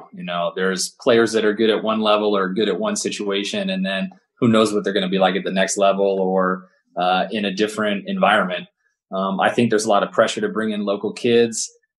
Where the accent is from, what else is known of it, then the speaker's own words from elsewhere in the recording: Houston, Texas, United States; now in Santa Barbara, United States; But I grew up in a little bit in Houston, Texas, and I was born in Houston. And so I just love basketball and I love the Houston Rockets kind of growing up.